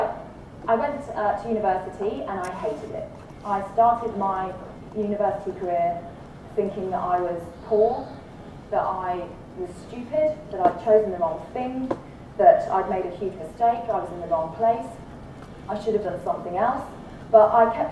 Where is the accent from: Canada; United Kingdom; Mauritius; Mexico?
United Kingdom; accent: British; now in Australia; it was an old red brick university in the UK, you can tell from my accent